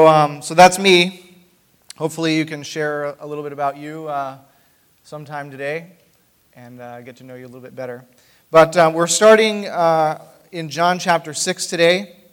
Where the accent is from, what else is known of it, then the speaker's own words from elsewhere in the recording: Maine, United States; also born or lived in Upper Peninsula, Michigan; now in Grand Rapids, United States; I grew up in Maine